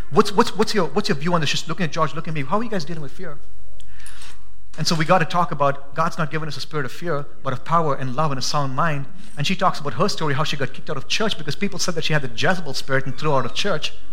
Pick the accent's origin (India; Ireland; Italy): India; now in Boise, United States; I'm an Indian, forgive me. No, I'm an American now